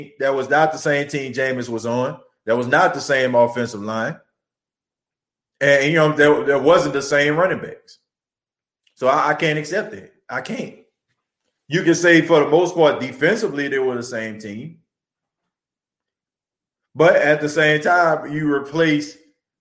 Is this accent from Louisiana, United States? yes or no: yes; New Orleans, Louisiana, United States; I'm from New Orleans